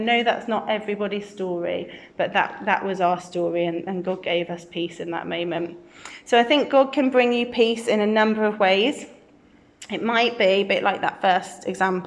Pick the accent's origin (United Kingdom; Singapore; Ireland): United Kingdom; Birmingham, West Midlands; also born or lived in Brighton; I'm from Birmingham, born and bred in King Standing, just down the road